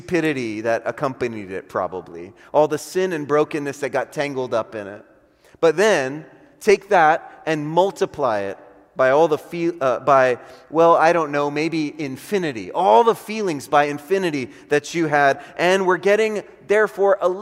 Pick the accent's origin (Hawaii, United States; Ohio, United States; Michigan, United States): Hawaii, United States; Honolulu; moved away; I'm from Honolulu, Hawaii